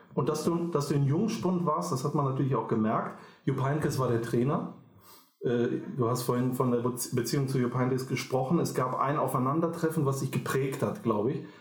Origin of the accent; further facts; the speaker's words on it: Düsseldorf, North Rhine-Westphalia, Germany; ich bin auch in Düsseldorf geboren, in Flingern